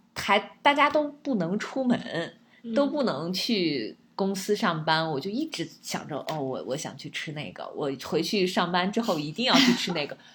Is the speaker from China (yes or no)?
yes; China; 我们中国人讲究着什么平衡嘛